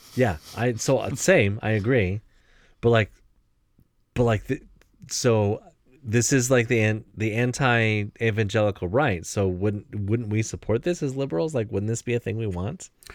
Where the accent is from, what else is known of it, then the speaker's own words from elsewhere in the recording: Ohio, United States; I was born in Ohio